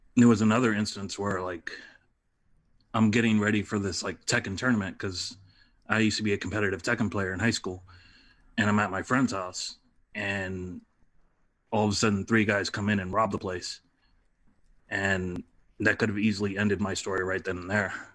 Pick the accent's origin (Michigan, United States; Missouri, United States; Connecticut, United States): Michigan, United States; Detroit; moved away as an adult; also born or lived in Reading, Pennsylvania / Boston, Massachusetts; now in Los Angeles, United States; I'm initially from Detroit